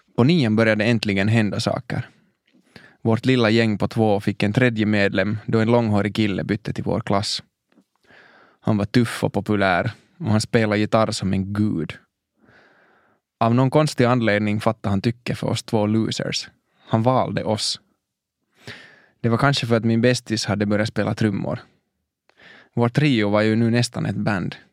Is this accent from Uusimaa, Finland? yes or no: yes; Helsinki, Uusimaa, Finland; Jag växte upp i Mosabacka i norra Helsingfors